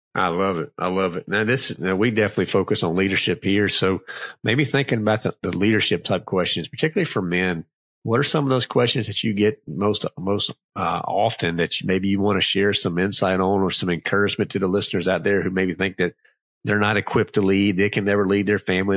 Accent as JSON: {"language": "English", "town": "Clarksville", "region": "Virginia", "country": "United States", "tie": "born or raised there", "moved": "yes", "lives_now": "North Carolina, United States", "said": "So it was a little town called Clarksville, but it was close to Danville"}